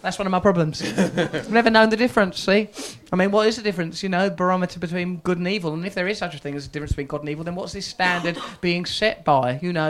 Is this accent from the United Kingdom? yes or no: yes; United Kingdom; Yeah, I'm British as well.